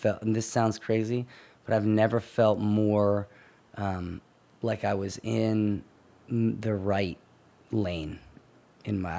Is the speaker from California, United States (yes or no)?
no; Holland, Pennsylvania, United States; So I was born and raised in Holland, Pennsylvania, technically, which is like 25 minutes away from Doylestown